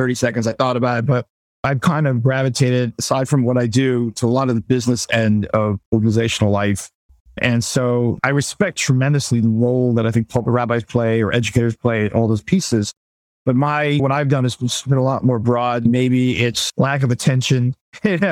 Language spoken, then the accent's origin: English; New York City, New York, United States; moved away as an adult; also born or lived in Bronx / Detroit / Israel; born in the Bronx, grew up in Brooklyn